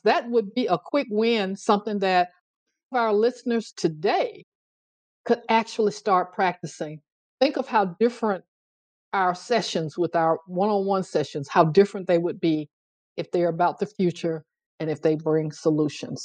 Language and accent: English; Tuscaloosa, Alabama, United States; It's the place I grew up, Tuscaloosa, Alabama, eh, here in the US.